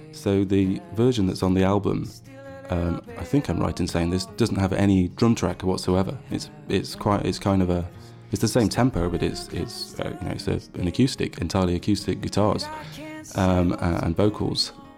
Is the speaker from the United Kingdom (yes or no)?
yes; Sheffield, Yorkshire and the Humber, United Kingdom; but I come from Sheffield. I come from where the … came from